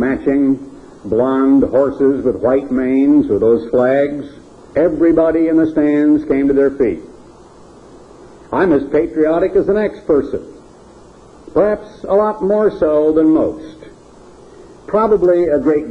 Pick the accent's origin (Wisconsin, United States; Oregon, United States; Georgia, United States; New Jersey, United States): Oregon, United States; I was born in Oregon. I grew up in Oregon